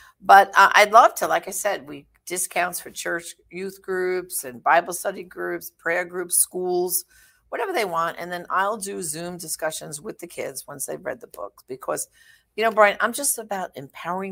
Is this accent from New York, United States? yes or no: yes; New York City, New York, United States; I'm from Brooklyn